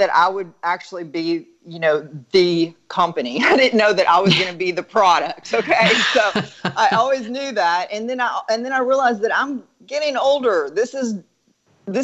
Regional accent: Dallas, Texas, United States; I'm from Dallas

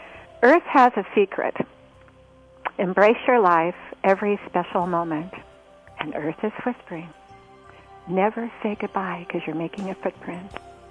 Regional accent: Oregon, United States; From Oregon. I'm from Oregon.

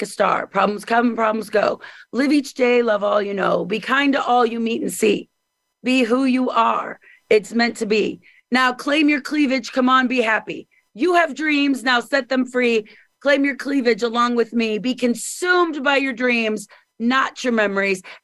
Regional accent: Missouri, United States; moved away as an adult; also born or lived in Hollywood, California

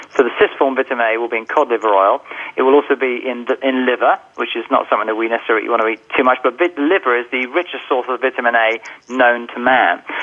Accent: England, United Kingdom; being English, of course, I was forced to study Latin when I was younger

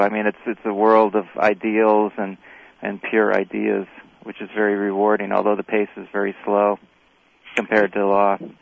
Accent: Crawfordsville, Indiana, United States; also born or lived in South Korea; I was in Crawfordsville, Indiana, which is essentially where I grew up

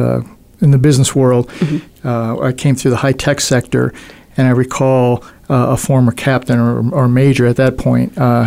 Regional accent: Buffalo, New York, United States; now in Arizona, United States; I grew up in Buffalo

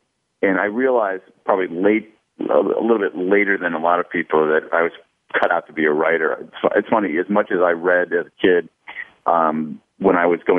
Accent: Columbus, Ohio, United States; I grew up in Central Ohio, as you say, in Columbus, and that probably had a big effect. The older I get, it's interesting, the more I realize how much being raised in the Midwest had an effect on me

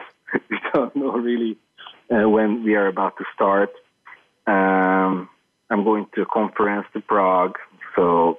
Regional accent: Hungary; moved away as an adult; now in Budapest, Hungary; Yes, I'm living in Budapest, but whenever that happens, then I would like to move back to my hometown, which is like 20 kilometers north from Budapest

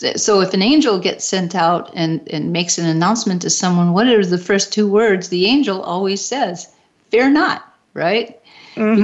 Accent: Detroit, Michigan, United States; my hometown in Detroit

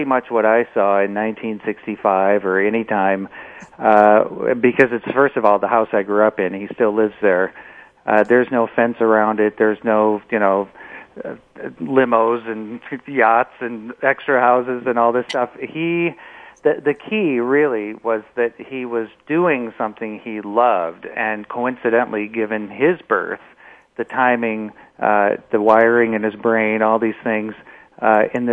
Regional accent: Omaha, Nebraska, United States; It was a very classic Midwestern upbringing. I joke about the fact that my great-grandfather's name was Ernest and his brother's name was Frank. So I come from Frank and Ernest in Omaha, Nebraska

